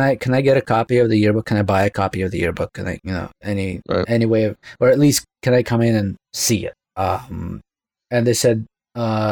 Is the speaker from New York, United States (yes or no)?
yes; New York City, New York, United States; also born or lived in Russia; when I was growing up in Brooklyn